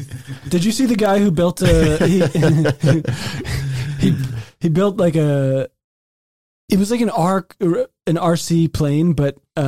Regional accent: Germany; born there; I was born in Germany.

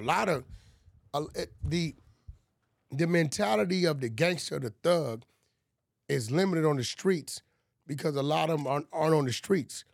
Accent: California, United States; growing up in California

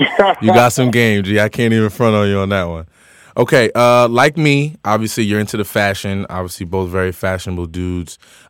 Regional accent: Paterson, New Jersey, United States; I'm from Patterson. It's all good.

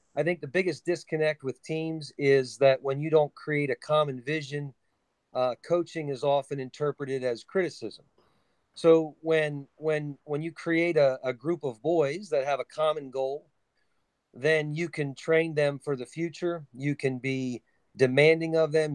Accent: New Cumberland, Pennsylvania, United States; my hometown is New Cumberland, Pennsylvania

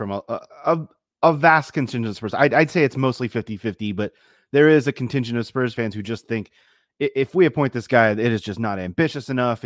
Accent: Baltimore, Maryland, United States; accent: Baltimore; my Baltimore accent

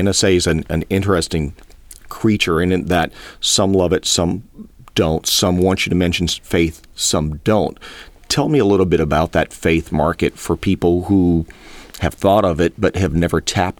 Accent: Cajun country, Louisiana, United States; Down here where I was born in Cajun country

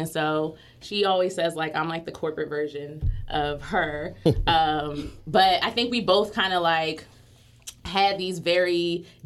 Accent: Philadelphia, Pennsylvania, United States; Um, I'm from West Philly, and I I guess we both kind of had humble beginnings. I'm from 48th and Westminster

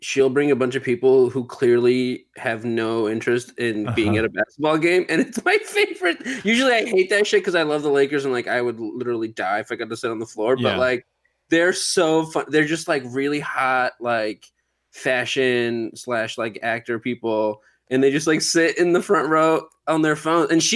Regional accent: Southern California, United States; also born or lived in Boston; now in Washington, DC, United States; I grew up in Southern California, in the Valley, mostly.

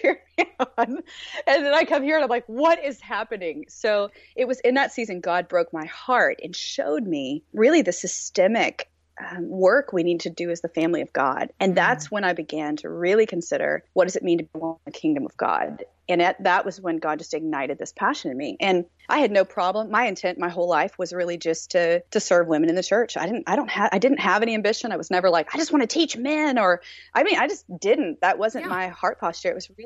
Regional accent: the South, United States; moved away as an adult; I came from the South and from a Southern Baptist context

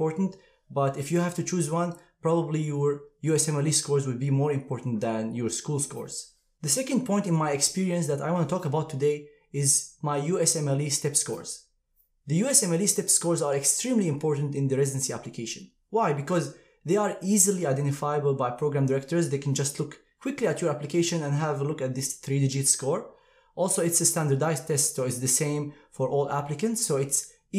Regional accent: Syria; moved away as an adult; also born or lived in Aleppo; now in United States; I'm originally from Syria. I went to Aleppo Medical School

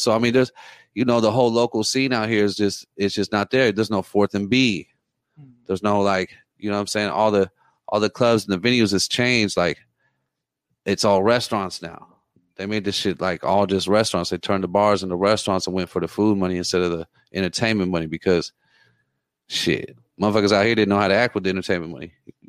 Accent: Oceanside, California, United States; I mean, I'm from Oceanside. I've been out here since '95.

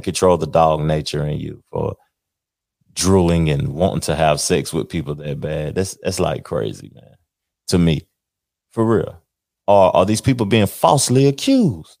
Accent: Knoxville, Tennessee, United States; moved away as an adult; now in Charlotte, United States; me being an individual from Knoxville, born and raised in Knoxville, lived there a majority of my life.

